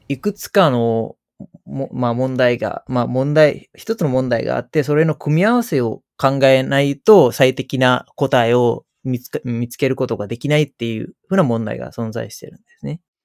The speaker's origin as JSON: {"language": "Japanese", "country": "Sri Lanka", "tie": "born or raised there", "second_language": "Japanese", "moved": "as an adult", "lives_now": "Japan", "said": "子供だった時代はスリランカで、大人になったのはまあ日本だった"}